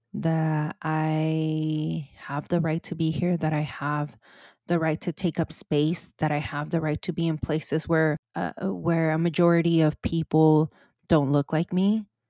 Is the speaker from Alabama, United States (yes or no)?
no; California, United States; This is where I was born and raised